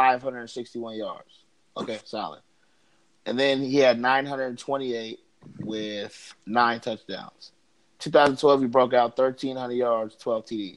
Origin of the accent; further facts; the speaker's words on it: California, United States; moved away; I grew up in California